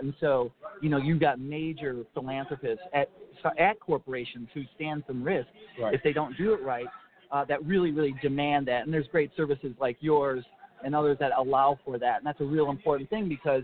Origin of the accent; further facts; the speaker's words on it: Minneapolis–Saint Paul, Minnesota, United States; my hometown of the Twin Cities